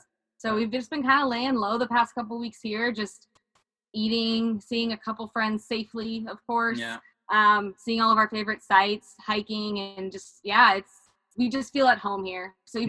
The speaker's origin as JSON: {"language": "English", "region": "Arizona", "country": "United States", "tie": "born or raised there", "also_born_or_lived": "Texas", "said": "Growing up in Arizona, I know we did some hikes as a family. And then when we moved to Texas, we would do some trips maybe to like Orange Beach in Alabama or Destin or going to see family up in Indiana."}